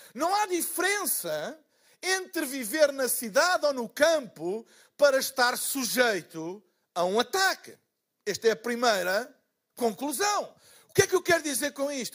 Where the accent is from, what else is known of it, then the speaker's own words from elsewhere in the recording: Portugal; eu sou de Portugal